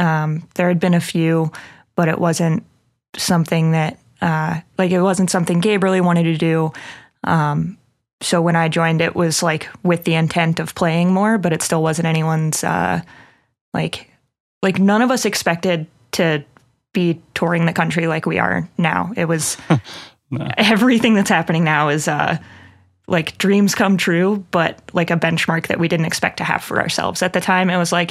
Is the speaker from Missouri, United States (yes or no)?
yes; Missouri, United States; So we booked the first show in Columbia, Missouri, my home state.